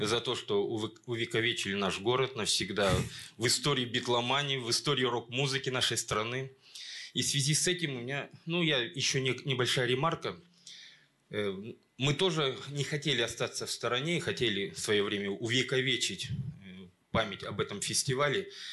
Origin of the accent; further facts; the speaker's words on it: Kamensk-Uralsky, Sverdlovsk Oblast, Russia; я приехал из Каменска-Уральского